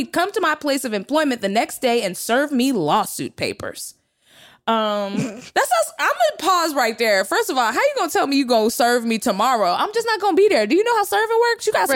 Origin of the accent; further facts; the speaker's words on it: Texas, United States; I'm from Texas.